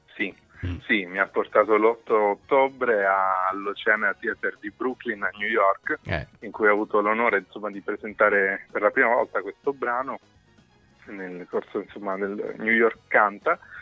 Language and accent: Italian; Cosenza, Calabria, Italy; moved away; è la città in cui sono nato, cresciuto